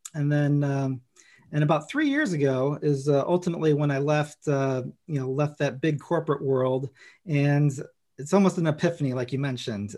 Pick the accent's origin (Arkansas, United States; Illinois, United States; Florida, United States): Illinois, United States; Chicago; I grew up in Chicago